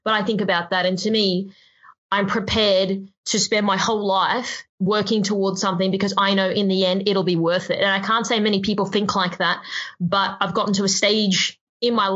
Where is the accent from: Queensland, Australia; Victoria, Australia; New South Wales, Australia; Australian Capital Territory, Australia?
Queensland, Australia; moved away as an adult; now in Sydney, Australia; I grew up in Queensland.